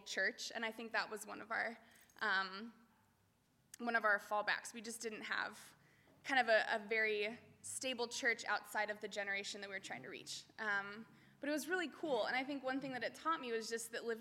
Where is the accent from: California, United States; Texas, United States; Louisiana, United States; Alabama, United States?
California, United States; Chino; moved away as an adult; also born or lived in Harrisburg, Pennsylvania; I grew up here in Chino